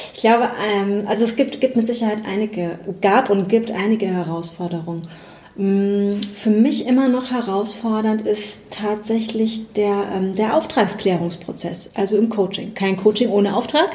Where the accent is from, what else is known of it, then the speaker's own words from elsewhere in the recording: Spabrücken, Rhineland-Palatinate, Germany; Ich komme aus ähm, dem kleinen Ort Sparbrücken, der ist in der Nähe von Bad Kreuznach